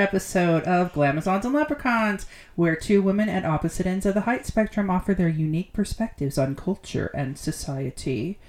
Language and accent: English; United Kingdom; I'm British, but not really.